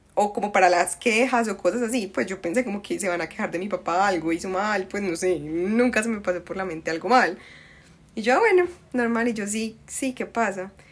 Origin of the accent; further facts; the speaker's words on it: Medellín, Antioquia, Colombia; accent: paisa; also born or lived in Cali; desde los cuatro años me vine para Medellín, soy más paisa, pero la sangre es de allá